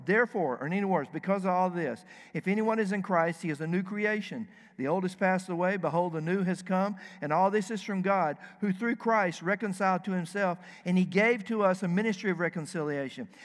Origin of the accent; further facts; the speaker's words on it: the South, United States; moved away as an adult; now in Dearborn, United States; I am from the South.